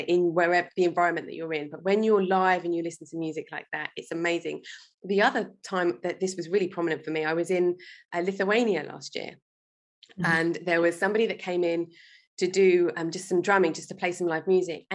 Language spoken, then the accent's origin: English; London, United Kingdom; I was born in London. I grew up in England.